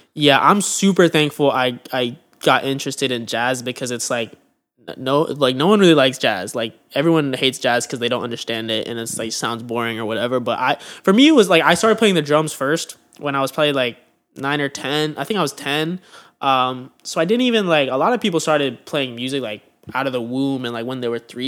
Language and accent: English; Pleasanton, California, United States; moved away as an adult; now in Los Angeles, United States; I'm from Pleasanton, California, which is um, a, a town, a suburb of like Oakland and San Francisco. Um, so I grew up in the Bay Area